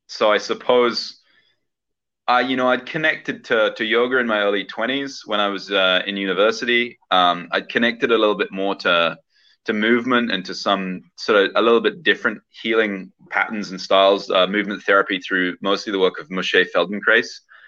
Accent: southern England, United Kingdom; So I actually grew up in the UK, in southern England, and I spent the first about 20 years of my life being educated

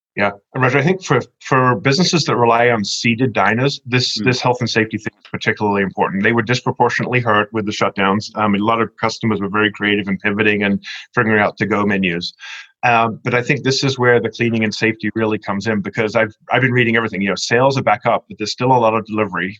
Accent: England, United Kingdom; moved away; growing up in England, I was a Churchill fan

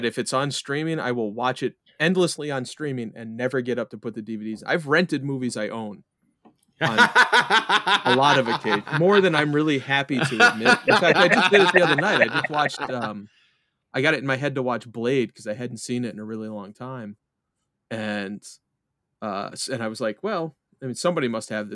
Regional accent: New York, United States; I'm from New York

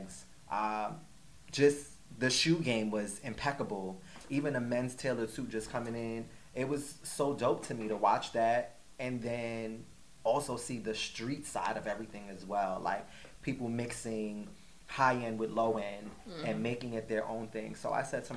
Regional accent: New York City, New York, United States; born and raised in Brooklyn, New York

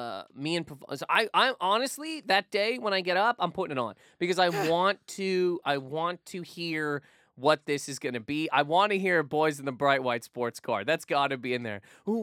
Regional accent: Canada; now in United States; There's a lot of things that happen when you move to America as a Canadian.

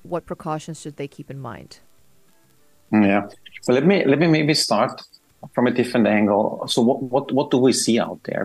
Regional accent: Austria; moved away as an adult; now in Dubai, United Arab Emirates; I'm from Austria

